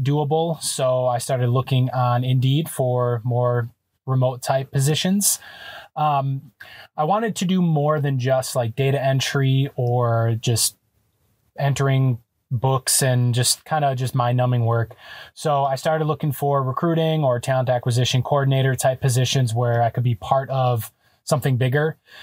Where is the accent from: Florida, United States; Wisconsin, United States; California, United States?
Wisconsin, United States; moved away as an adult; we're from Wisconsin